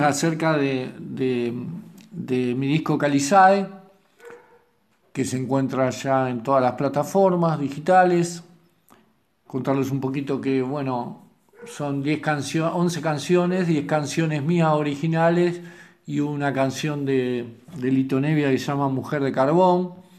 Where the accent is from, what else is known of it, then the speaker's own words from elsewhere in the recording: Temperley, Buenos Aires Province, Argentina; soy músico de Temperley, aunque viví muchos años en Capital.